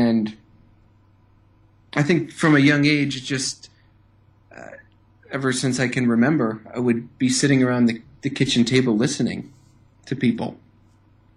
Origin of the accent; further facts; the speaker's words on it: Madison, Wisconsin, United States; I grew up in Madison, Wisconsin, and I went to school here, grew up here